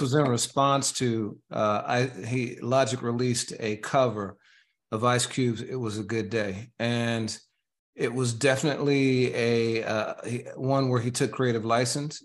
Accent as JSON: {"language": "English", "region": "Indiana", "country": "United States", "tie": "born or raised there", "said": "I grew up in Indiana and my hometown was, is, was defined as so average to America"}